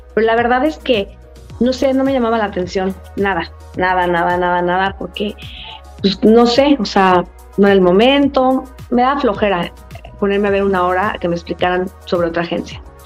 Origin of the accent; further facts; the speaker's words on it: Mexico; also born or lived in Miami; Yo soy mexicana